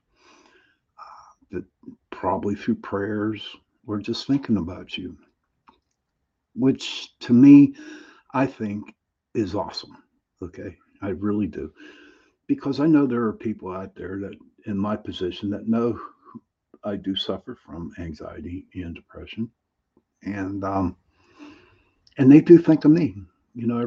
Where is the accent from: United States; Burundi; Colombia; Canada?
United States; Pittsburgh, Pennsylvania; I am from Pittsburgh, Pennsylvania. I was the founder of the Pittsburgh Paranormal Society here in Pittsburgh.